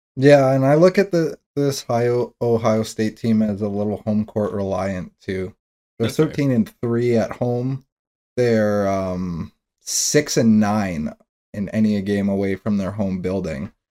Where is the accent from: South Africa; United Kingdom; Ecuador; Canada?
Canada; Toronto, Ontario; I'm from Toronto